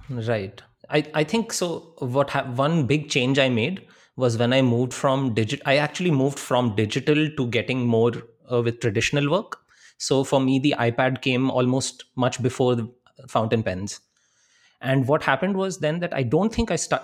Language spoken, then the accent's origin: English; India; we carry as Indian people